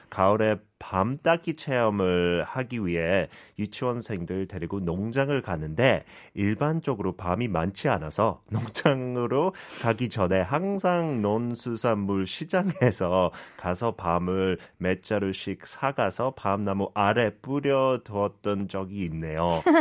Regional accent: Seoul, South Korea; English is a second language; I'm from Chunggu, Seoul.

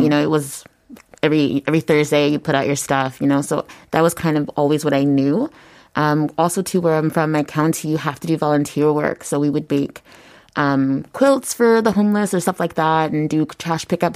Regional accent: United States; moved away as an adult; also born or lived in Bundang, South Korea / Yongsan, South Korea; now in Seoul, South Korea; I'm from the United States.

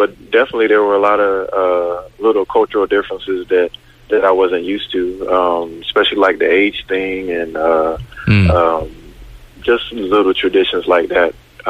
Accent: North Carolina, United States; also born or lived in Seoul, South Korea; now in North Carolina, US / Korea; My dad was in the military or in the Air Force, so we grew up mostly in North Carolina, and that's where I have a house at also now.

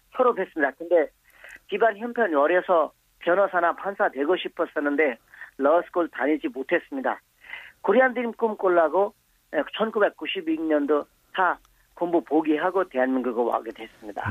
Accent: Bangladesh; Korean is a second language; moved away as an adult; now in South Korea; 저는 어, 방글라데시 태어났지만 한국에서 20년 살아면서

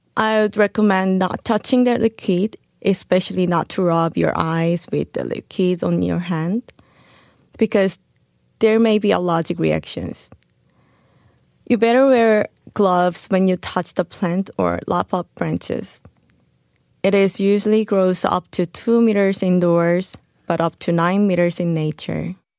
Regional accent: South Korea; moved away as an adult; also born or lived in Chicago, United States; I was an ordinary Korean girl who was born and raised in Korea

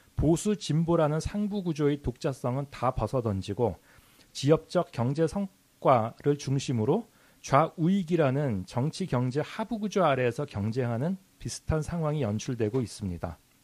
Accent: South Korea

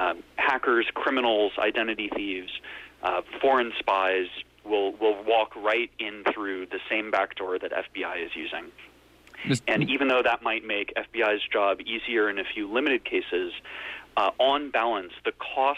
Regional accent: United States; we as an American nation

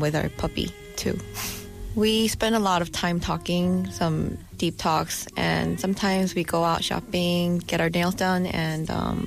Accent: South Korea; also born or lived in New Jersey, United States; I was raised mostly in Korea

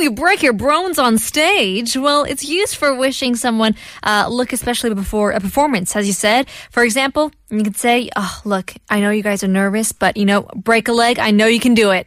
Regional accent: China; also born or lived in Korea; now in South Korea; in China, you know, we don't like the number four, but we love the number eight

